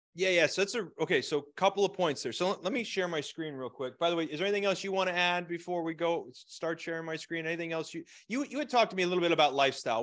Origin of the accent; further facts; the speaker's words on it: Scranton, Pennsylvania, United States; moved away; also born or lived in Phoenix; I was raised in Scranton, Pennsylvania